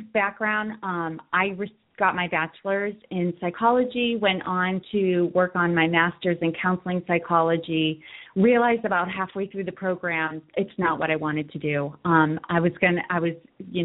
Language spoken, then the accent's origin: English; Worcester, Massachusetts, United States; I grew up in Worcester, Massachusetts